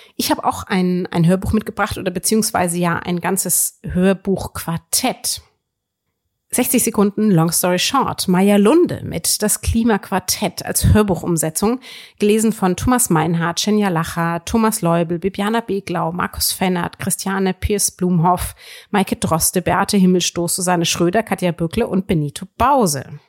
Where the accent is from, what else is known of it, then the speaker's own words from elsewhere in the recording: Würzburg, Bavaria, Germany; ich komme ja nun aus, aus Würzburg, wo man sehr viel über die katholische Kirche lernt